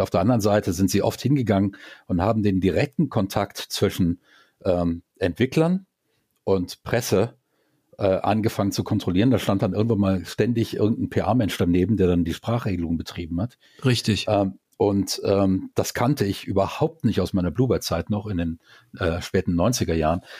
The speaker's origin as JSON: {"language": "German", "town": "Düsseldorf", "region": "North Rhine-Westphalia", "country": "Germany", "tie": "born or raised there", "moved": "as an adult", "lives_now": "Karlsruhe, Germany", "said": "Düsseldorf ist eigentlich meine Heimatstadt"}